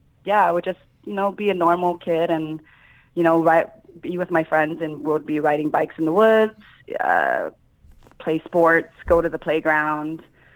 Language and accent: English; Wichita, Kansas, United States; moved away as an adult; also born or lived in Vientiane, Laos / Thailand / Philippines; now in Los Angeles, United States; I say from Wichita, Kansas, because I don't have any memories. I was probably 2.5 years old when we got relocated to Kansas.